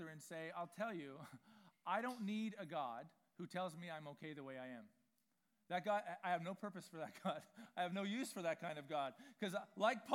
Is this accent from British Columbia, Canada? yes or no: yes; Vancouver, British Columbia, Canada; I grew up in East Vancouver